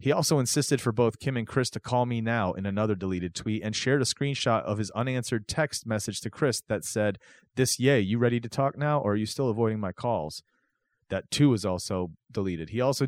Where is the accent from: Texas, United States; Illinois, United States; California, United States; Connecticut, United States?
Illinois, United States; Chicago; because I grew up in Chicago